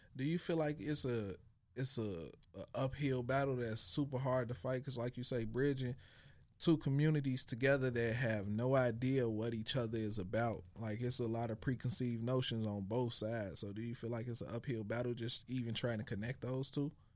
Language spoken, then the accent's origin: English; Chicago, Illinois, United States; growing up in Chicago